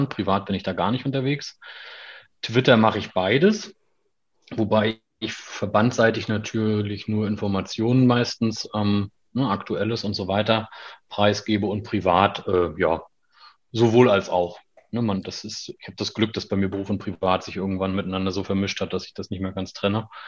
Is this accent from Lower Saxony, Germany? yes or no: no; Schwerin, Mecklenburg-Vorpommern, Germany; ich komme aus Schwerin gebürtig habe in Wismar studiert, das ist ja nicht unweit von Schwerin, allerdings an der Ostsee gelegen